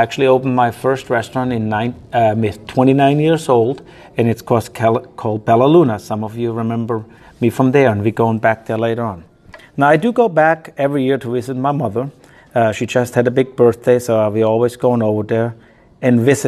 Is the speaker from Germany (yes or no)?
yes; Bechlingen, Germany; also born or lived in New Orleans, Louisiana; now in Louisiana, United States; I was born in Germany in a small little village called Bechlingen. It had 150 people. It's like a little hamlet. I grew up there.